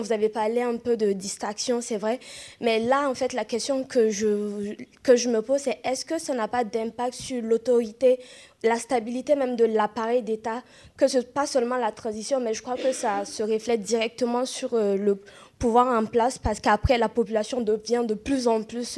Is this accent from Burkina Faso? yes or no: yes; Burkina Faso; je suis burkinabé